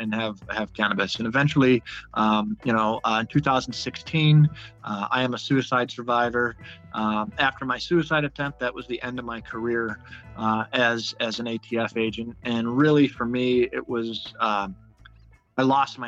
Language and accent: English; Buffalo, New York, United States; moved away; I grew up in Buffalo, New York